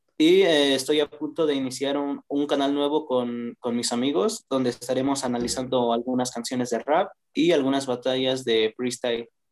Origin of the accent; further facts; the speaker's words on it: Toluca, State of Mexico, Mexico; soy de Toluca